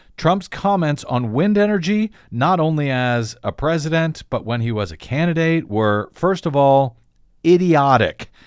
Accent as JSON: {"language": "English", "town": "St. Louis", "region": "Missouri", "country": "United States", "tie": "born or raised there", "moved": "yes", "said": "my hometown, Saint Louis, Missouri"}